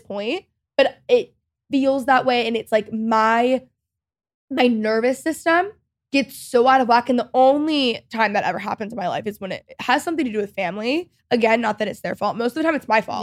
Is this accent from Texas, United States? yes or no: yes; Texas, United States; I'm also Texan